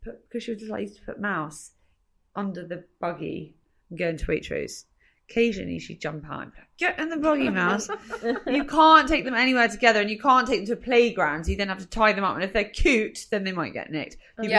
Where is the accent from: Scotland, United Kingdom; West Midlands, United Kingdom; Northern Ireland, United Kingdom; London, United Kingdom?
London, United Kingdom; Well, I'm a Londoner